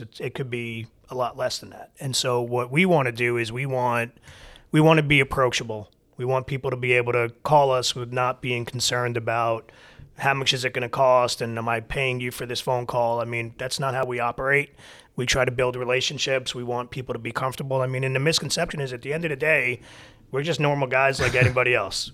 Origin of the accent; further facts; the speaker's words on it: New York, United States; moved away as an adult; also born or lived in Michigan; now in Atlanta, United States; I'm born and raised in New York